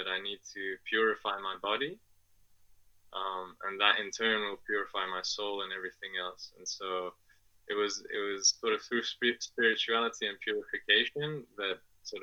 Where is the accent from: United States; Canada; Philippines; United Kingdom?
United Kingdom; England; also born or lived in Afghanistan; I'm originally from Afghanistan. And my family moved to England when I was 2 years old, and that's where I grew up.